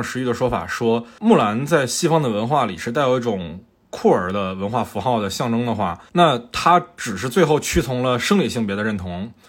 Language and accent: Chinese; Fujian, China; 我是福建人嘛